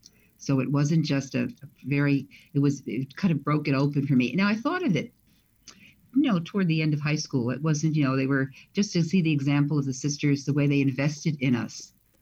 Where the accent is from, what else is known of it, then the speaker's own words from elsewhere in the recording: New York City, New York, United States; moved away as an adult; also born or lived in Rome; now in Chicago, United States; I'm from New York City.